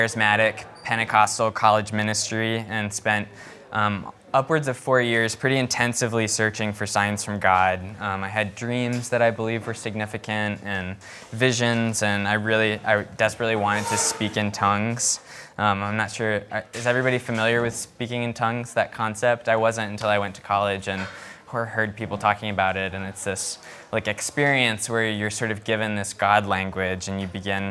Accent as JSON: {"language": "English", "region": "Northern Virginia", "country": "United States", "tie": "born or raised there", "also_born_or_lived": "Charlottesville, Virginia", "said": "I was born and raised in Northern Virginia"}